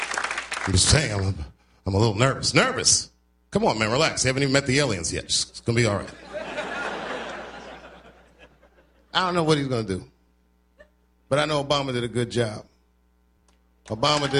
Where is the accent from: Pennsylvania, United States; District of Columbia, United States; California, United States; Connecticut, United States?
District of Columbia, United States; Washington; I'm from Washington, so I saw the bus stop, or the corner where the bus stop used to be, where I used to catch the bus to school